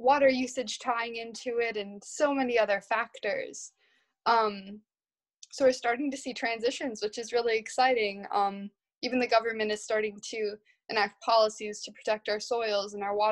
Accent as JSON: {"language": "English", "region": "Midwest", "country": "United States", "said": "I'm from the Midwest, so I'm from the place where industrial agriculture happens"}